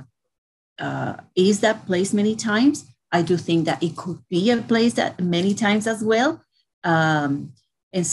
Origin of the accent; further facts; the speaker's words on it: Puerto Rico; moved away as an adult; also born or lived in New York; I grew up in Puerto Rico